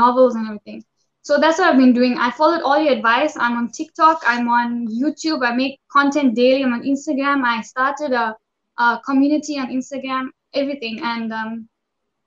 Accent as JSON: {"language": "English", "town": "Durban", "region": "KwaZulu-Natal", "country": "South Africa", "said": "I'm from South Africa."}